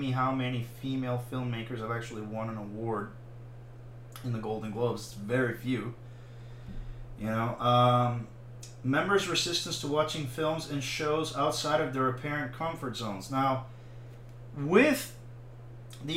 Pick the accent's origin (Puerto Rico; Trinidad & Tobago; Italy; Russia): Puerto Rico; I'm fucking Caribbean, I'm from Puerto Rico